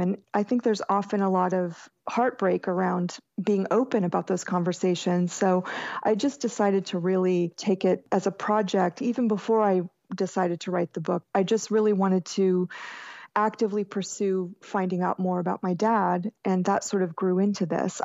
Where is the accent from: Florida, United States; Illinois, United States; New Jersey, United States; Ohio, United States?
Florida, United States; Jacksonville; I grew up in Jacksonville, Florida, which is basically very southern still